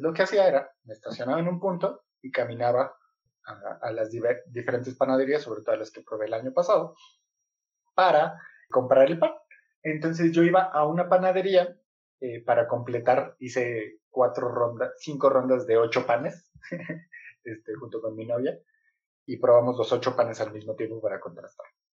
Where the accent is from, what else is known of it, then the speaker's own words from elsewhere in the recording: Mexico; yo cuando era niño, acá en México tenemos un sistema que es primaria